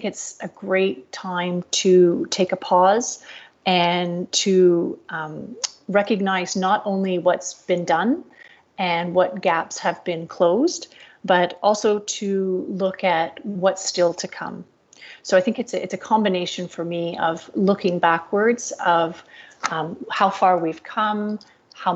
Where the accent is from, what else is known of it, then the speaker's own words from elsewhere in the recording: Canada; moved away as an adult; now in Singapore; I'm originally from Canada, and I've been living in Asia with my family for the past 8 years. And I'm based in sunny Singapore